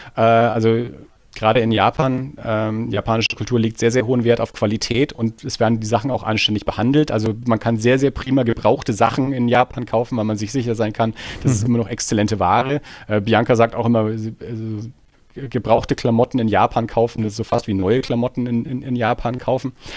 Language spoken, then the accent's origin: German; Erlangen, Bavaria, Germany; wir sind beide aus Erlangen